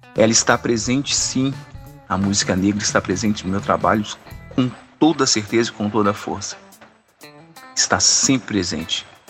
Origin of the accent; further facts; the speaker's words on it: Brumadinho, Minas Gerais, Brazil; eu sou natural de Brumadinho, nascido e criado, ainda não arredei o pé daqui